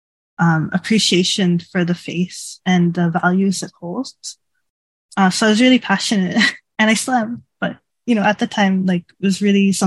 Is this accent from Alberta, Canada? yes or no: no; Toronto, Ontario, Canada; moved away as an adult; now in Japan; I used to live in Canada, in Toronto. That's my home country and my hometown